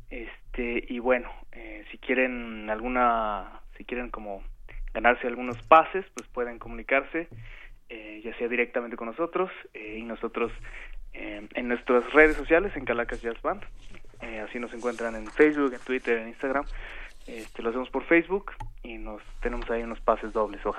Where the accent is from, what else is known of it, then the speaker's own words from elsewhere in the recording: Mexico; nosotros, pues bueno, de entrada somos mexicanos